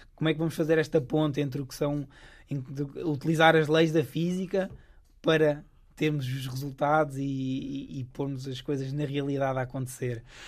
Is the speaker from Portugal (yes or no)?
yes; Coimbra, Centro, Portugal; moved away as an adult; now in Stanford, United States; eu sou de Coimbra